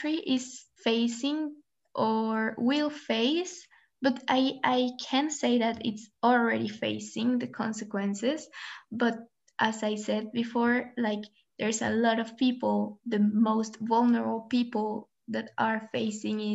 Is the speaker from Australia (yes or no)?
no; Colombia; now in Switzerland; I am from Colombia, but I am currently living in Switzerland.